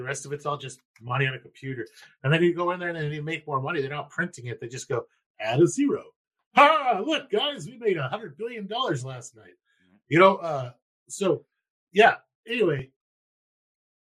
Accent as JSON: {"language": "English", "country": "United States", "said": "I'm from America"}